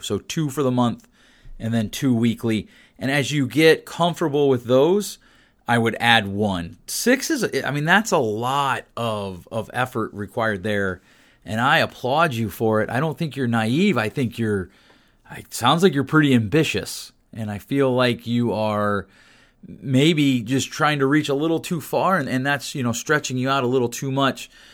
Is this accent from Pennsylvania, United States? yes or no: yes; Pennsylvania, United States; my home state where I grew up in the P